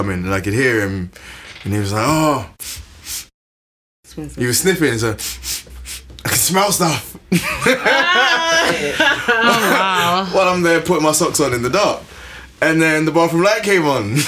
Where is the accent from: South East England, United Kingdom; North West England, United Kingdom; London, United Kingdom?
London, United Kingdom; I'm from East London, old school, like hard living